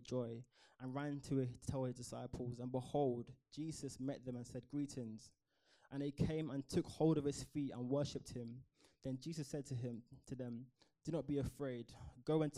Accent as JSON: {"language": "English", "town": "Croydon", "region": "London", "country": "United Kingdom", "tie": "born or raised there", "said": "Born and raised in Croydon."}